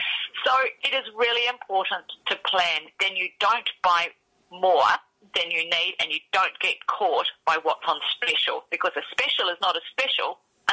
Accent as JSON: {"language": "English", "town": "Launceston", "region": "Tasmania", "country": "Australia", "tie": "born or raised there", "also_born_or_lived": "Taranaki, New Zealand", "moved": "yes", "said": "I'm actually Australian. I was born and raised in Tasmania in Launceston, that's in the north."}